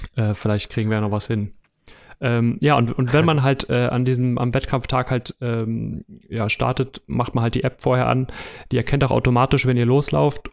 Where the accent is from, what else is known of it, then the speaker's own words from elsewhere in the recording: Hamburg, Germany; ich komme aus Hamburg